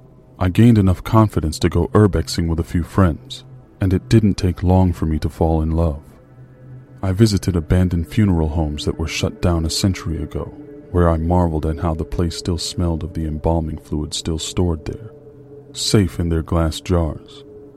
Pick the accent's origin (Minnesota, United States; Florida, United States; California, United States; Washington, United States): Florida, United States; Every urbexer in my home state of Florida knows about River Country